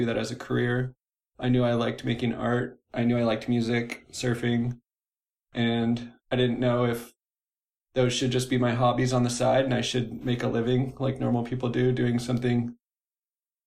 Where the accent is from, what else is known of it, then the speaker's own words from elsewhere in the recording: Orange County, California, United States; now in Seattle, United States; I'm from Orange County